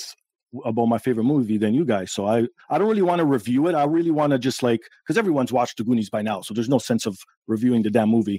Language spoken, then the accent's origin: English; Toronto, Ontario, Canada; I was born here in Toronto, Canada. And my parents are immigrants from Portugal